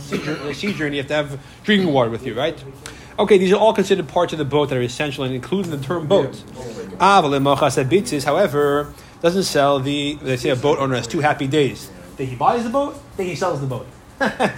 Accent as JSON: {"language": "English", "town": "Syracuse", "region": "New York", "country": "United States", "tie": "born or raised there", "said": "I grew up in Syracuse"}